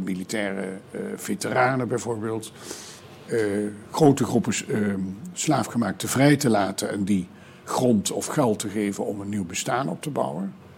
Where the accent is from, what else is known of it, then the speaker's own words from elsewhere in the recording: southern Netherlands, Netherlands; ik kom zelf uit Zuid-Nederland en heb dus zelf als kind ook echt in processies meegelopen